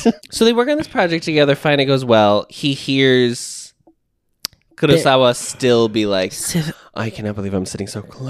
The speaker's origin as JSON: {"language": "English", "country": "United States"}